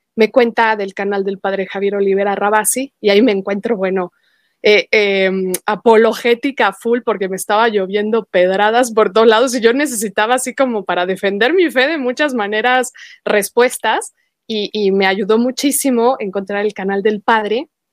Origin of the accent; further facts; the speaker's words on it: Mexico; como mexicana